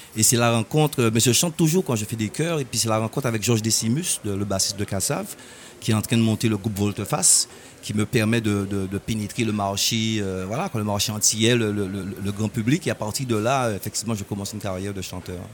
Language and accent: French; Sainte-Anne, Guadeloupe; j'ai grandi à Sainte-Anne